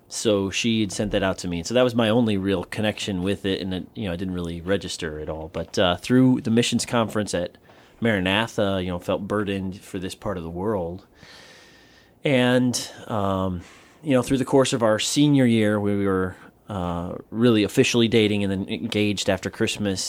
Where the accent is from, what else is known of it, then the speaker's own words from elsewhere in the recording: Southern Wisconsin, United States; moved away as an adult; now in Guam; I'm from Southern Wisconsin